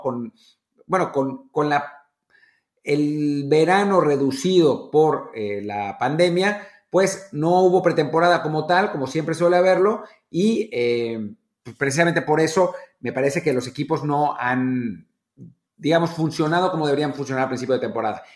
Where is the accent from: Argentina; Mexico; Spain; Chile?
Mexico; como mexicanos